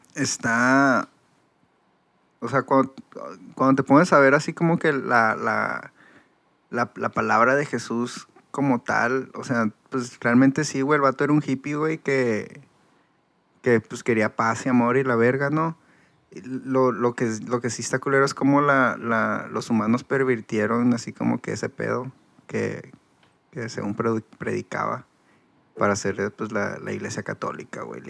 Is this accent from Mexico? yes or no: yes; Mexico; moved away; soy de México